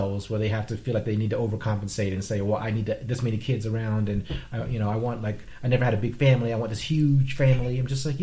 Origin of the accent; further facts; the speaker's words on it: Vietnam; first language Vietnamese; I'm Vietnamese.